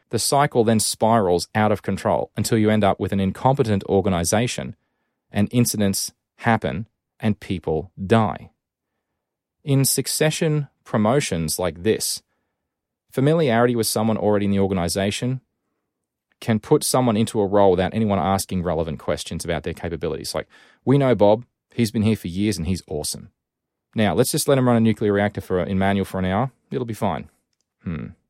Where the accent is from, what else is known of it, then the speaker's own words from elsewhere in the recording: Rockhampton, Queensland, Australia; my hometown of Rockhampton in Queensland